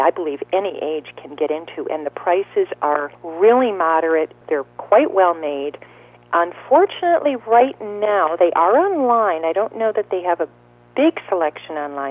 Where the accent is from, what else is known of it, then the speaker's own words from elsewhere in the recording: Wisconsin, United States; my home state, Wisconsin.